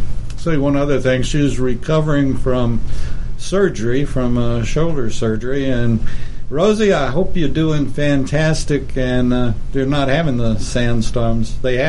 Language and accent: English; Lubbock, Texas, United States; moved away; Lubbock, like my hometown